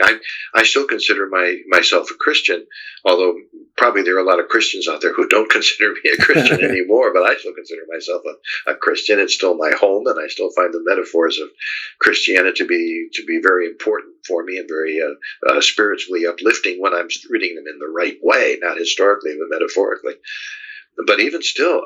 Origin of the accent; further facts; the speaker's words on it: South Carolina, United States; the people of my home state here in South Carolina